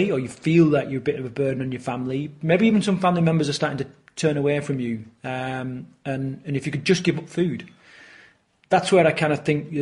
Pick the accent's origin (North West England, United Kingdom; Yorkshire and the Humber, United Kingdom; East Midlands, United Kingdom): Yorkshire and the Humber, United Kingdom; growing up in the era that I grew up in Yorkshire